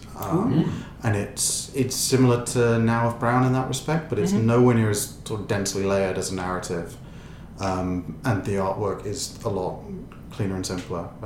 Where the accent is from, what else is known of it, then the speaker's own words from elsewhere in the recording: Ireland; we're Irish